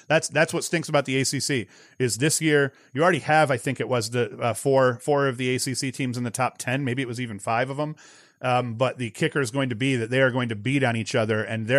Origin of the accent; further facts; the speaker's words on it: Whitney Point, New York, United States; now in Vestal, United States; So I hail from Whitney Point. I went to high school in Whitney Point, played at Whitney Point, but now I live in Vestal.